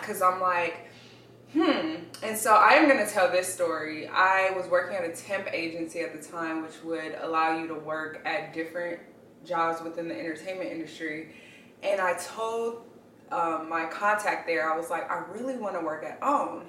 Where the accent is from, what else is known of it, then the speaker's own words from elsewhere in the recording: Inglewood, California, United States; I grew up in Inglewood, California